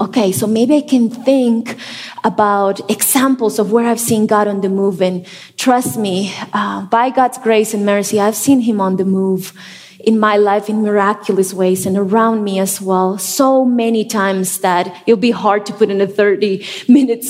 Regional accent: La Paz, Bolivia; moved away as an adult; now in Denver, United States; I was born and raised in La Paz, Bolivia.

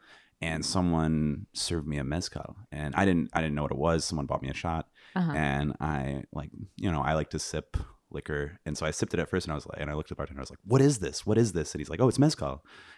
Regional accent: Michigan, United States; I'm from Northern Michigan. Well, West Michigan.

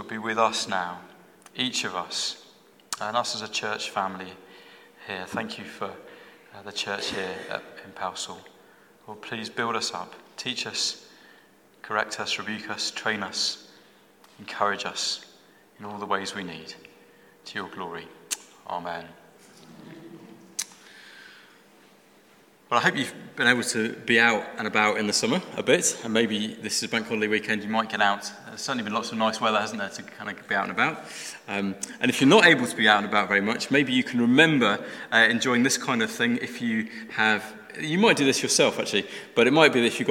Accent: London, United Kingdom; moved away as an adult; now in Black Country, United Kingdom; I was born in London, but we've been in the Black Country for 16 years now

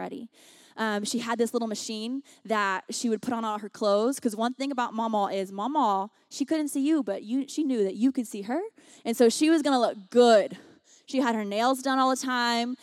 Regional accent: the South, United States; moved away as an adult; also born or lived in Washington, D.C.; now in Los Angeles, United States; I grew up on the dirty South

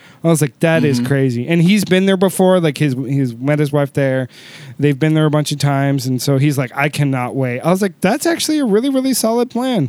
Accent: United States; also born or lived in Houston; where are you from originally? And I was like, well, originally America. I was like, right now I live in Houston.

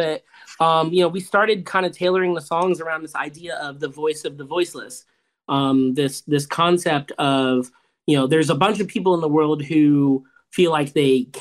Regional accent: Tampa, Florida, United States; We're from Tampa Bay.

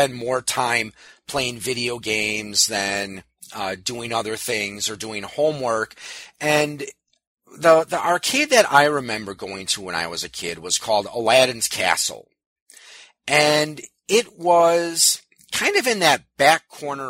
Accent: New Berlin, Wisconsin, United States; I grew up in New Berlin. It's a part of Waukesha County, southeast Wisconsin

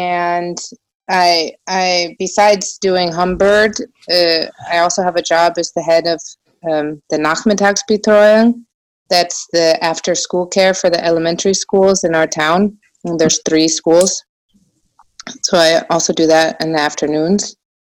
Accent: United States; now in Germany; Yeah, I actually sort of start in the beginning because obviously I'm American.

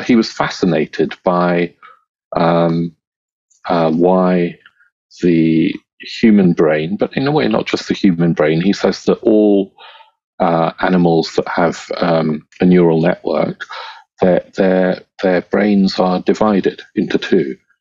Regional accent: England, United Kingdom; also born or lived in Kenya; my parents were Indian, but I, have lived most of my life in England since I was two, and I wasn't born in India anyway. I was born in Africa, in Kenya

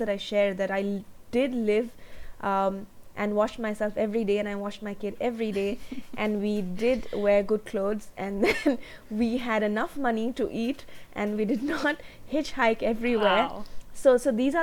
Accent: India; I'm from India

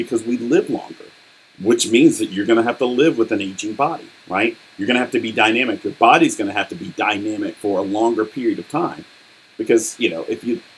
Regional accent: United States; I'm speaking as an American

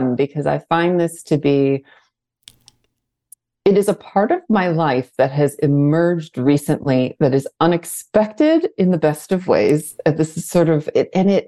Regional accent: outside of Detroit, Michigan, United States; moved away; Detroit, which happens to be where I was born and raised outside of Detroit.

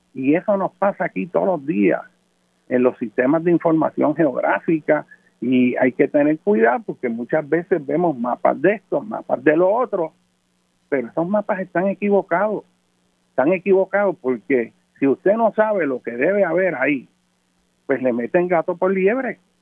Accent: Puerto Rico; Aquí en Puerto Rico, ser puertorriqueño es como respirar el aire

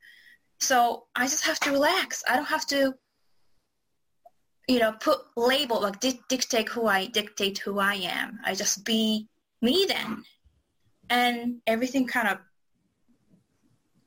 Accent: Japan; English is a second language; moved away as an adult; now in United States; I was born and raised in Japan. I came to the United States about 23 years ago.

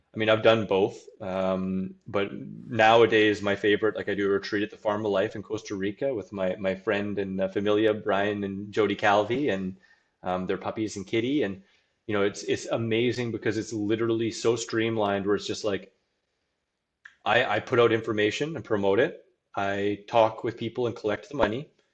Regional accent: Saskatoon, Saskatchewan, Canada; my hometown of Saskatchewan, Saskatoon

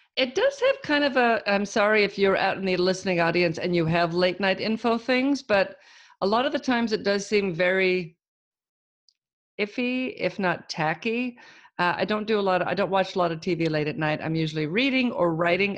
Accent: Auburn, California, United States; I'm from Auburn

